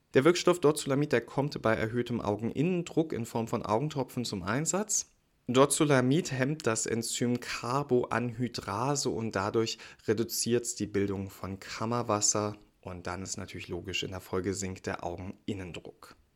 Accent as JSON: {"language": "German", "region": "Berlin", "country": "Germany", "said": "als Berliner"}